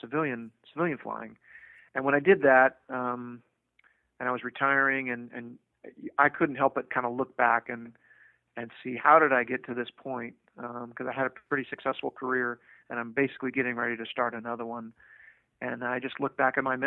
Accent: Davis, California, United States; I grew up in Davis, California

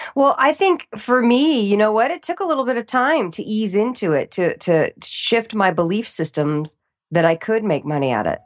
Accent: East Coast, United States; moved away; growing up in the East Coast

